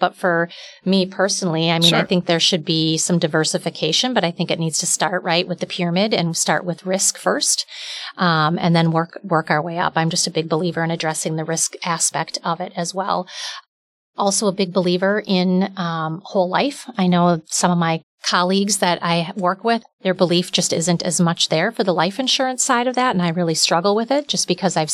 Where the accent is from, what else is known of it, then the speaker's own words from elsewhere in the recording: outside the Milwaukee area, Wisconsin, United States; I grew up outside the Milwaukee area